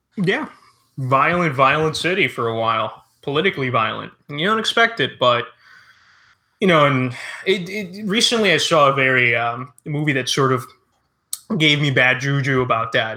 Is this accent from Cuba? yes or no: yes; Cuba; now in United States; as a Cuban